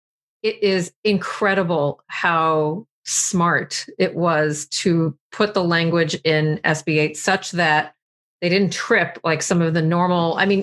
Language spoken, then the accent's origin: English; Texas, United States; since I'm from Texas and you know Texas well